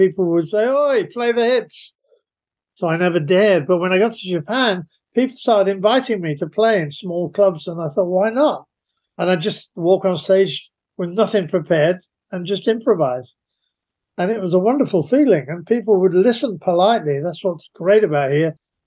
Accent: London, United Kingdom; I'm a Londoner, so I've grown up

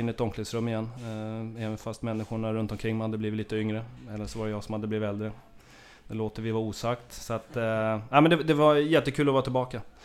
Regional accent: Haninge, Stockholm County, Sweden; vi är från Haninge båda två

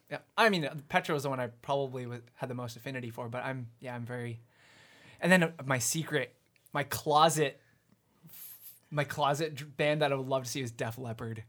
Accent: Abbotsford, British Columbia, Canada; also born or lived in Vancouver; I was born in Vancouver, but my family moved out to Abbotsford when I was, like, three.

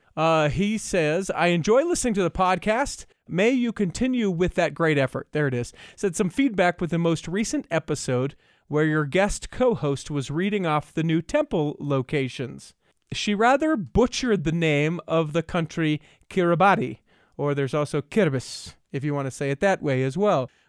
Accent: Utah, United States; born and raised in Utah

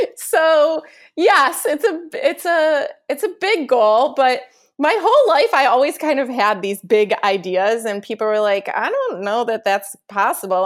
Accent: Chicago, Illinois, United States; moved away; also born or lived in New York; I'm from Chicago

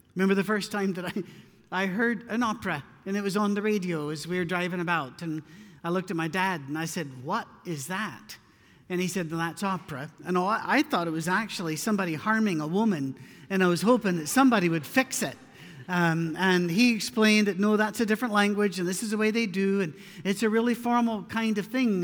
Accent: Scotland, United Kingdom; moved away; I'm not very Scottish anymore. I've been away for a long time, but I'm too Scottish for

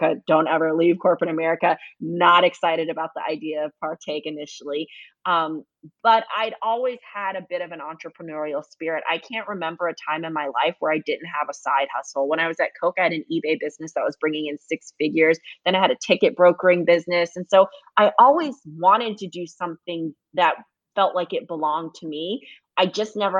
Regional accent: Fayetteville, North Carolina, United States; I grew up in Fayetteville or Fort Bragg, North Carolina

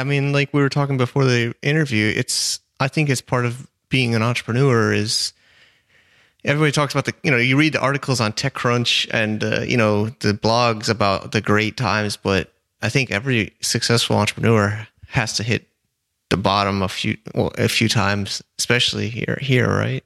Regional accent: United States; now in China; I'm American

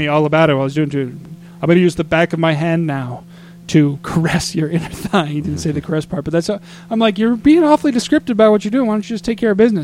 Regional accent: Flagstaff, Arizona, United States; I grew up in Flagstaff, so I do know what it's like to live in cold

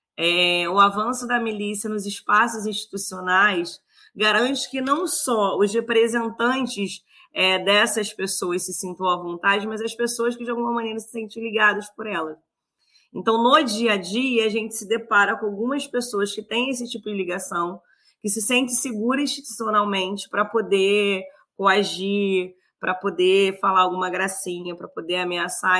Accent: São João de Meriti, Rio de Janeiro, Brazil; Nasci na Baixada, cresci na Baixada, estudei na Baixada, trabalho na Baixada.

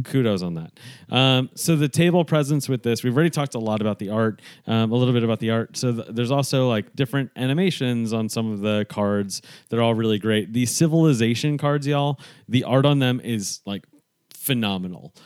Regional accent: New York, United States; growing up in New York

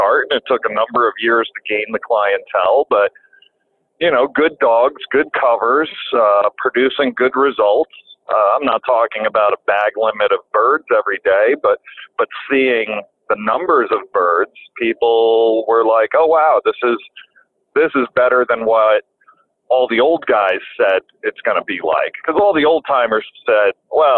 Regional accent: the Catskills, Ulster County, New York, United States; also born or lived in Long Island, New York; how did we get to the Catskills? If I'm from Long Island, well, my father passed away when I was 4 years old

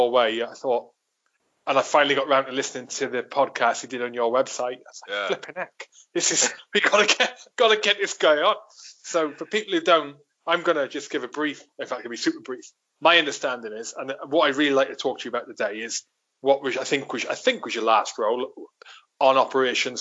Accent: Wales, United Kingdom; now in England; I was born in Wales. And although my parents aren't Welsh speakers, they're Scottish and Irish themselves. I learned Welsh when I was in school, and now I live in England

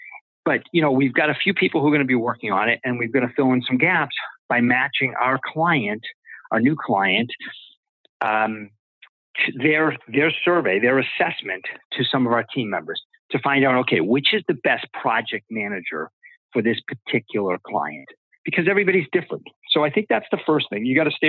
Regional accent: East Coast, United States; growing up on the East Coast

